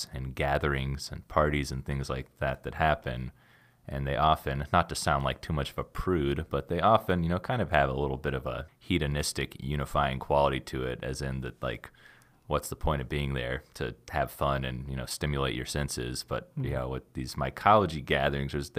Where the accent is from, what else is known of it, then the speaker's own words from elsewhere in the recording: the South, United States; Southerners there like myself